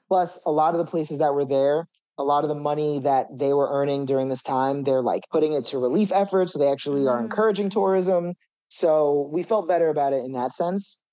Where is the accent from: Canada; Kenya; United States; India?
United States; Jersey Shore, New Jersey; also born or lived in Brooklyn, New York; now in New York, United States; I was born in Brooklyn, and then when I turned a year old, my mom just really wanted to move to the suburbs. She didn't want to raise a family in the city. So there's like this shore area in New Jersey, called the Jersey Shore